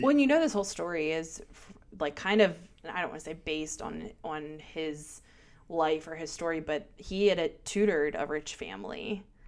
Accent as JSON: {"language": "English", "town": "Baltimore", "region": "Maryland", "country": "United States", "accent": "Baltimore", "said": "my Baltimore accent"}